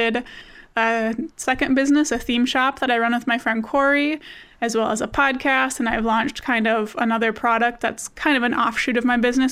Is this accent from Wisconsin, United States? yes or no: yes; Wisconsin, United States; I'm from Wisconsin, which is freezing cold right now